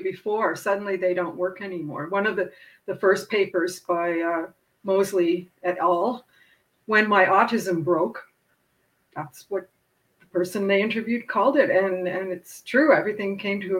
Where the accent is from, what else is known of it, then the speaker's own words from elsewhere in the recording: Canada; Speaking as a Canadian